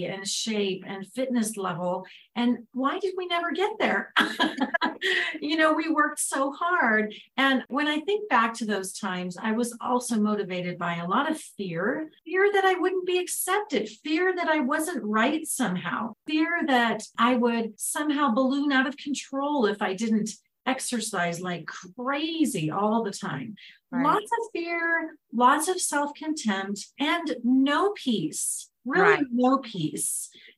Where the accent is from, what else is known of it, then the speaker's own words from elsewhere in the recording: Southern California, United States; where I grew up in Southern California